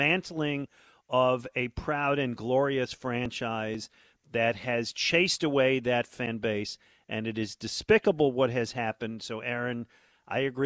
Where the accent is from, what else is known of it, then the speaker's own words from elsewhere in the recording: Buffalo, New York, United States; I grew up in Buffalo.